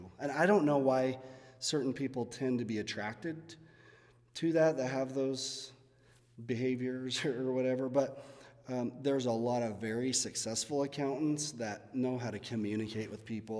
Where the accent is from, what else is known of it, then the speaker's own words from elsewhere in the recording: Fillmore, Utah, United States; when I was growing up in Fillmore